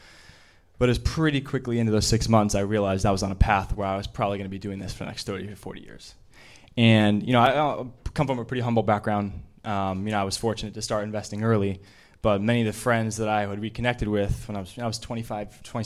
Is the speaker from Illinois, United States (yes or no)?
yes; Chicago, Illinois, United States; I grew up in Chicago